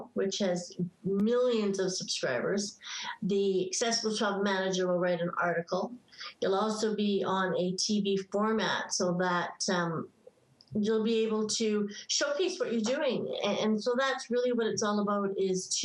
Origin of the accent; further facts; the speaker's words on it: England, United Kingdom; moved away; I was born in England